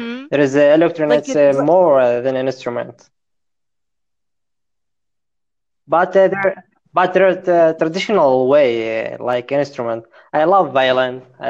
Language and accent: English; Amman, Amman Governorate, Jordan; English is a second language; I'm from Amman, Jordan, Arabic country.